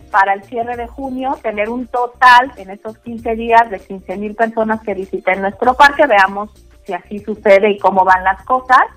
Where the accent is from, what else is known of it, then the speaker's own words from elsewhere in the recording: Mexico; somos mexicanos muy responsables.